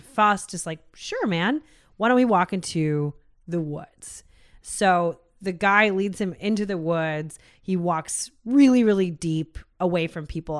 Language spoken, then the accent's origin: English; United States; we're American